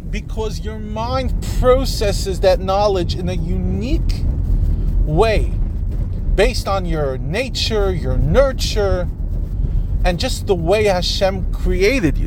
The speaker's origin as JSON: {"language": "English", "country": "United States", "said": "I'm an American"}